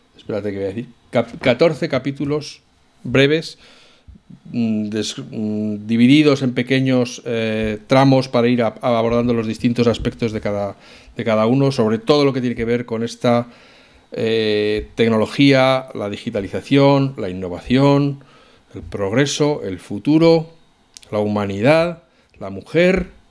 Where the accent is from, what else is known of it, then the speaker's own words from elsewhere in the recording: Spain; cómo somos los españoles